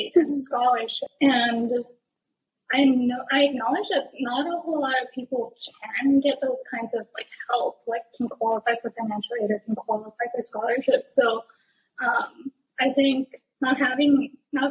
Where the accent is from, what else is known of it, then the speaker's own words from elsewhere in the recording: west side of Oʻahu, Hawaii, United States; growing up in Hawaii